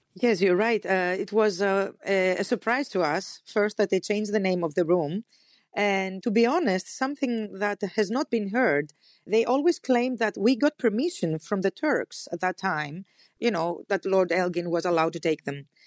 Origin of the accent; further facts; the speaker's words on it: Athens, Attica, Greece; for us, the Athenians